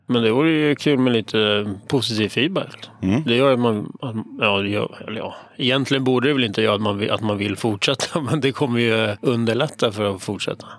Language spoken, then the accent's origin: Swedish; Stockholm, Stockholm County, Sweden; accent: stockholmska; mestadels i Hässelby